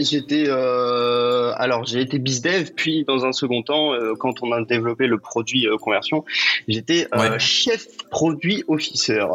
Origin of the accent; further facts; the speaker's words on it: Brittany, France; je suis breton